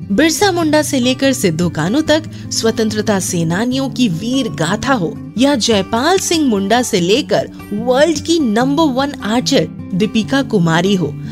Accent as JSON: {"language": "Hindi", "town": "Ranchi", "region": "Jharkhand", "country": "India", "tie": "born or raised there"}